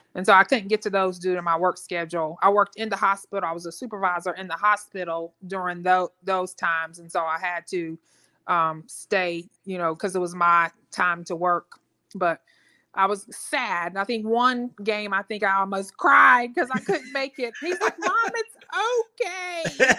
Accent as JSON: {"language": "English", "town": "Richmond", "region": "Virginia", "country": "United States", "also_born_or_lived": "Raleigh-Durham, North Carolina", "moved": "as an adult", "lives_now": "Raleigh, United States", "said": "I'm originally from Richmond, Virginia, but came uh, here after high school, um, um, back to North Carolina."}